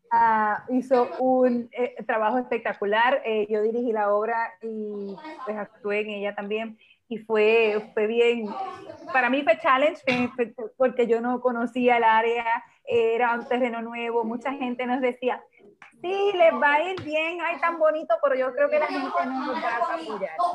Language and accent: Spanish; Honduras; como hondureños y como hermanos que somos.